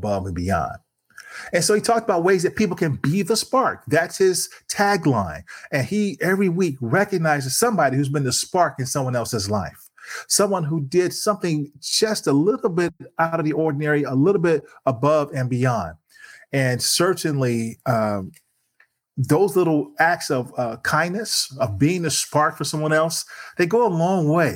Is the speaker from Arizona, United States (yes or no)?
no; East Chicago, Indiana, United States; East Chicago, Indiana, my hometown